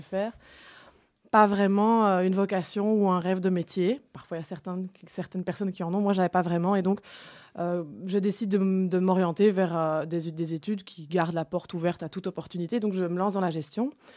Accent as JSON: {"language": "French", "town": "Enghien", "region": "Wallonia", "country": "Belgium", "tie": "born or raised there", "moved": "yes", "lives_now": "Brussels, Belgium", "said": "j'habite à Bruxelles, mais je suis originaire d'Anguin, hein, donc une ville dans le Hainaut qui est sur la frontière"}